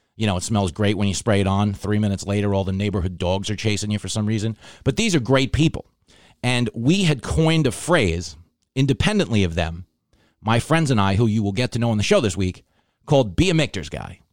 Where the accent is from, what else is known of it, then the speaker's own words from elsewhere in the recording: Long Island, New York, United States; I grew up on Long Island